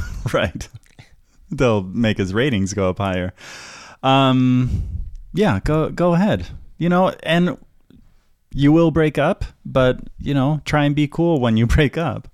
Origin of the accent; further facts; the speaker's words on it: United States; also born or lived in San Francisco; we as American citizens